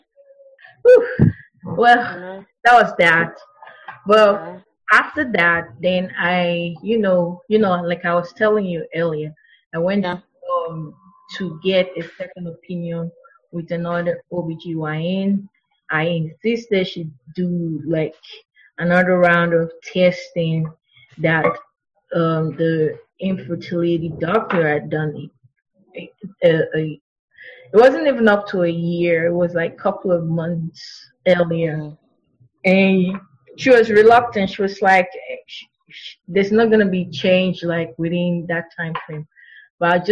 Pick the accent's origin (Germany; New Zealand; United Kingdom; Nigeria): Nigeria; now in United States; I'm from Nigeria. We eat Nigerian food